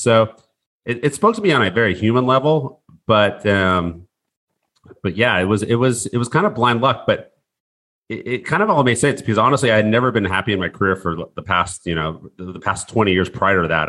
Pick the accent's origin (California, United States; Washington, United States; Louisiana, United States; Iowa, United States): Washington, United States; Seattle; I grew up in Seattle